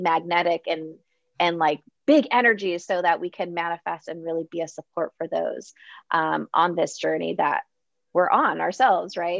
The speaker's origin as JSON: {"language": "English", "town": "San Diego", "region": "California", "country": "United States", "said": "I'm originally from San Diego"}